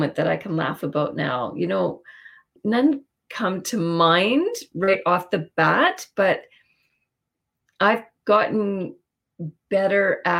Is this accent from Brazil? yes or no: no; Winnipeg, Manitoba, Canada; also born or lived in Vancouver; I grew up in Winnipeg in St. Vital